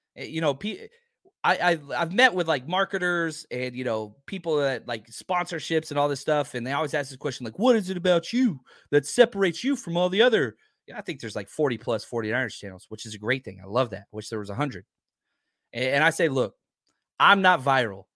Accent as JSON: {"language": "English", "town": "Dallas", "region": "Texas", "country": "United States", "tie": "born or raised there", "said": "growing up in Dallas."}